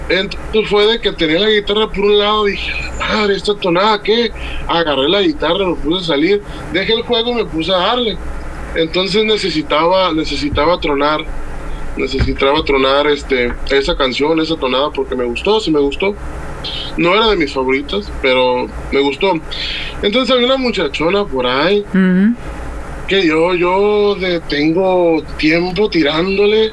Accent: Puerto Vallarta, Jalisco, Mexico; also born or lived in Tamaulipas / Autlán de Navarro, Jalisco; now in Tomatlán, Mexico; Yo soy de nacido en Puerto Vallarta, pero ah. actualmente vivo en un rancho que se llama Tomatlán, Jalisco

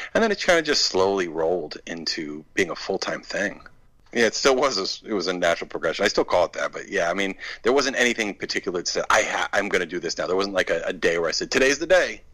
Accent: Maine, United States; I grew up in Maine, which is about two and a half hours north of of uh, Boston

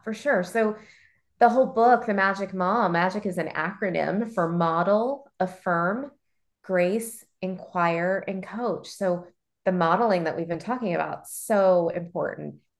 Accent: Baltimore, Maryland, United States; also born or lived in Chicago; I grew up in Baltimore

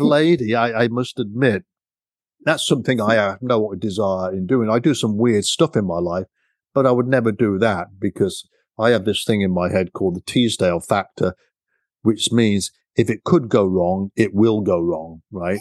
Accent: United Kingdom; now in United States; I'm a British guy

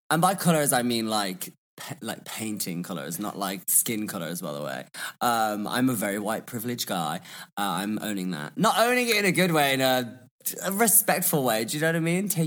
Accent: Birmingham, West Midlands, United Kingdom; also born or lived in London; I am from Birmingham or Birmingham as we call it. Um, and I just feel like my accent kind of evolved when I was, I studied in London.

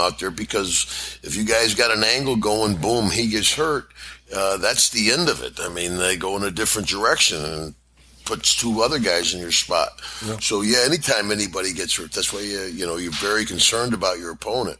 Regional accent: Glens Falls, New York, United States; I think I beat him in my hometown of Glens Falls

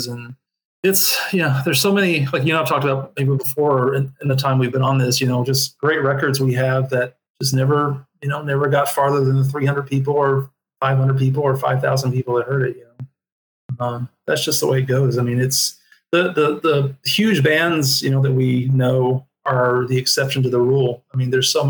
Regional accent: rural Kentucky, United States; moved away as an adult; also born or lived in Nashville, Tennessee; growing up in the South, you know, in rural Kentucky

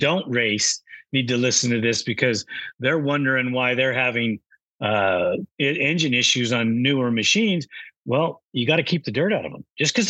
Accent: West Coast, United States; I come from the West Coast, rocks, dust, you know, that's our thing.

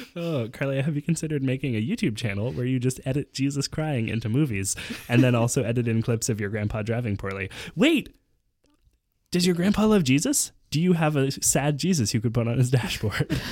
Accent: Canada; As a Canadian

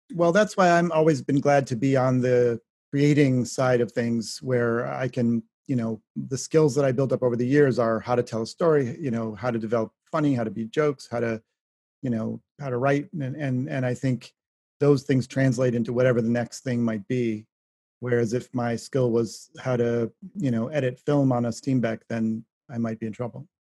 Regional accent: Shaker Heights, Ohio, United States; my home state

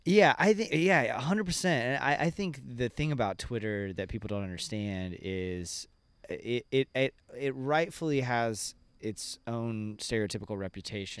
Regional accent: Ocala, Florida, United States; I grew up in Ocala.

